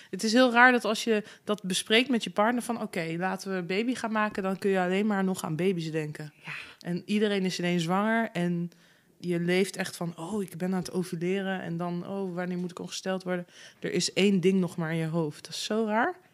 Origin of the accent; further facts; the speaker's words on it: Zutphen, Gelderland, Netherlands; In Zutphen.